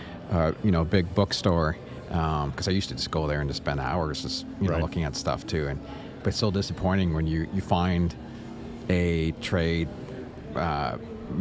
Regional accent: Canada; I'm from Canada

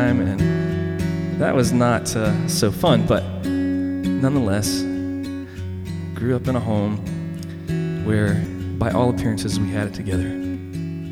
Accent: the South, United States; I grew up in the South

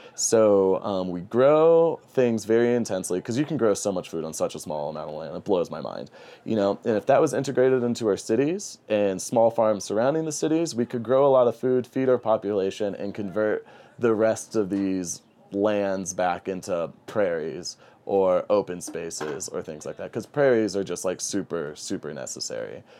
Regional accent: St. Louis, Missouri, United States; moved away as an adult; now in New Mexico, United States; I love Saint Louis. That's my hometown

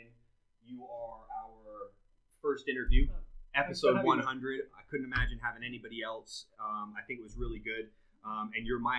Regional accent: Canada; now in United Kingdom; growing up in Canada

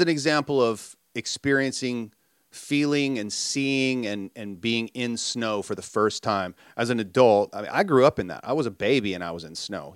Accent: Minnesota, United States; I grew up in Minnesota

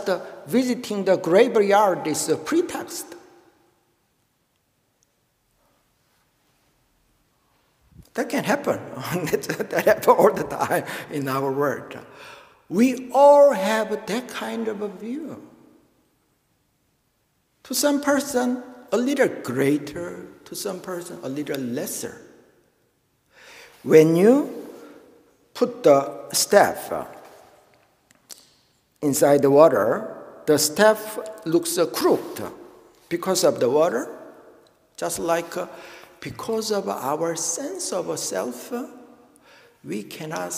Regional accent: Daegu, South Korea; moved away; I was born in Daegu, in Korea, and my parents went to Daegu One Buddhist Temple for their whole life

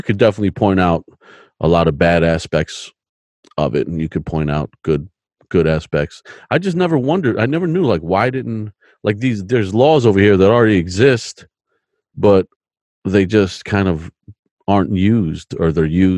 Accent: United States; As an American

